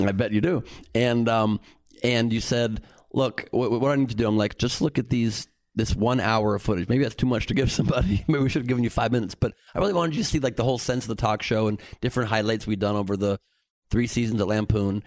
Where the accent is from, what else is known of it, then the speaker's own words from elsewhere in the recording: Los Angeles, California, United States; growing up in a beautiful city here in L